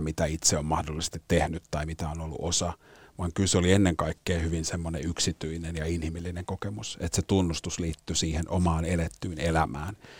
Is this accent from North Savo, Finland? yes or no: no; Helsinki, Uusimaa, Finland; Suomessa kasvana